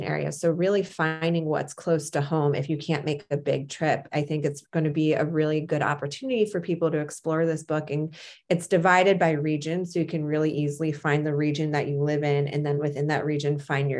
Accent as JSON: {"language": "English", "region": "East Coast", "country": "United States", "tie": "born or raised there", "said": "I grew up on the East Coast"}